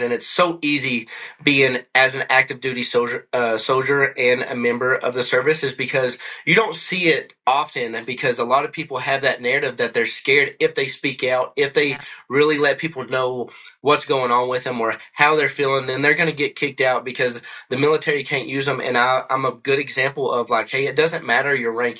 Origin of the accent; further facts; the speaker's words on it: McCreary County, Kentucky, United States; moved away as an adult; also born or lived in Hawaii / Tennessee / Missouri; now in Colorado, United States; I grew up in McCory County, Kentucky